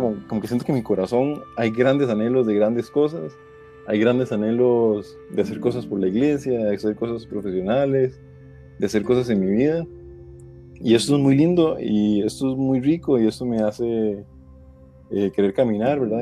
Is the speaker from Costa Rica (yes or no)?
yes; Costa Rica; soy de Costa Rica